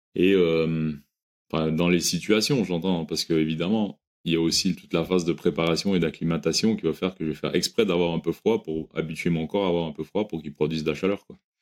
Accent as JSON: {"language": "French", "region": "Quebec", "country": "Canada", "tie": "born or raised there", "moved": "yes", "said": "j'ai grandi au Québec"}